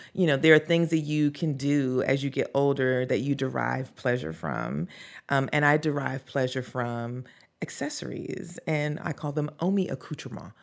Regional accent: the South, United States; growing up in the South, um, as a Black person

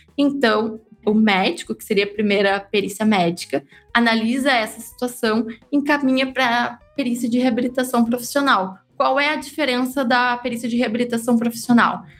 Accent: interior of Rio Grande do Sul, Brazil; Eu sou do interior do Rio Grande do Sul

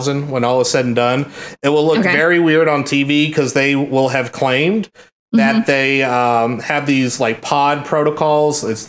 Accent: Dallas, Texas, United States; I'm from Dallas

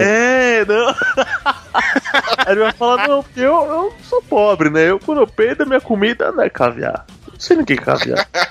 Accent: São Paulo, Brazil; nós somos de São Paulo

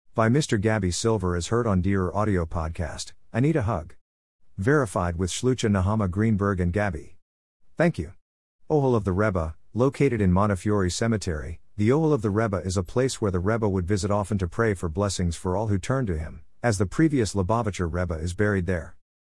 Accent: Melbourne, Victoria, Australia; moved away; also born or lived in Oceanside, California; I'm originally from Melbourne, Australia and despite the fact that I grew up going to a Jewish school

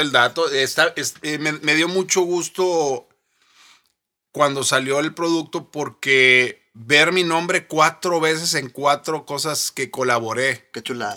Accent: Mexico; hice historia como primer mexicano

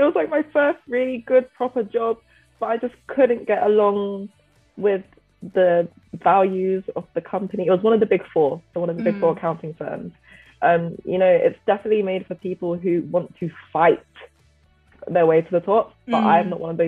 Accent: Nigeria; You Nigerians, even though I am too

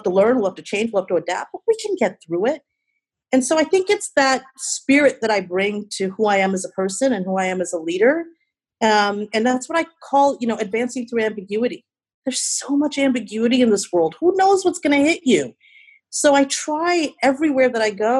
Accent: Chicago, Illinois, United States; also born or lived in India; my hometown, Chi-Town

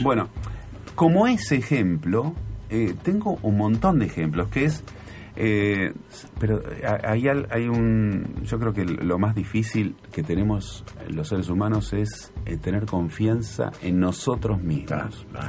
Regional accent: Buenos Aires, Argentina; yo nací en Devoto, en una familia eh, que que tenía pocas posibilidades económicas, que nos costaba un montón todo, que yo lo viví, eh, lo viví muchos años, hasta, no sé, hasta la adolescencia

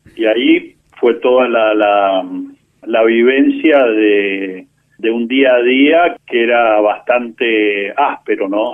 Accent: San Isidro, Buenos Aires Province, Argentina; also born or lived in Córdoba; yo nací, eh, estábamos viviendo en, en San Isidro y, bueno, ya hice mi infancia en en San Isidro

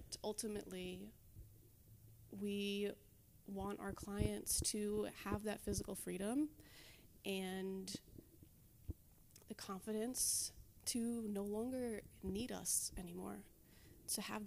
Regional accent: Levittown, New York, United States; also born or lived in Delaware; now in Long Beach, United States; On Long Island, so I grew up in Levittown

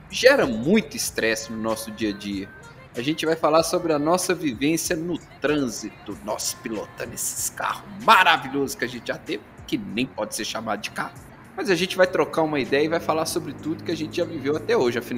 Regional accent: Pedro Leopoldo, Minas Gerais, Brazil; eu sou da cidade de Pedro Leopoldo, de Minas Gerais

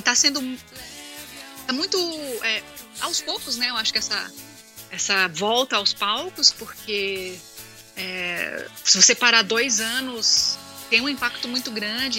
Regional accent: Minas Gerais, Brazil; accent: Bahian (as a child); also born or lived in Serra do Navio, Amapá / Bahia; eu nasci na Serra do Navio, né, no Amapá. Uhum. Aí morei seis anos na Bahia. De, depois eu vim para Minas

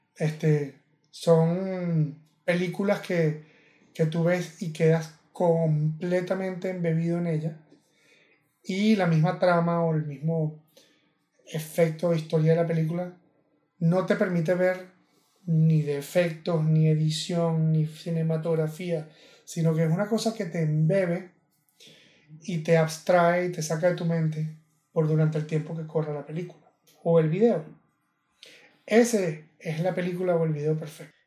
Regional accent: Venezuela; yo venezolano

